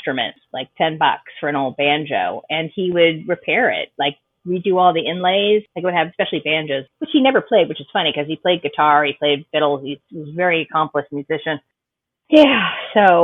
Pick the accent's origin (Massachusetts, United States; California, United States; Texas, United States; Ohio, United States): Massachusetts, United States; Boston; moved away; I'm from Boston